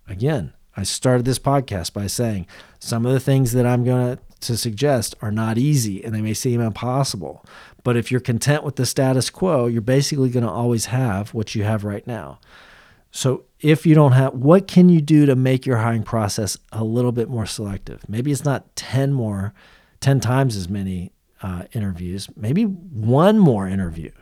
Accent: Central Florida, United States; I grew up in Central Florida.

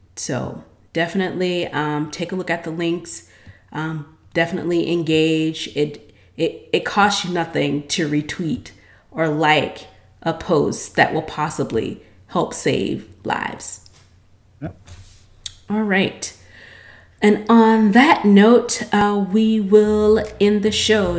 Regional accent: United States; I'm American

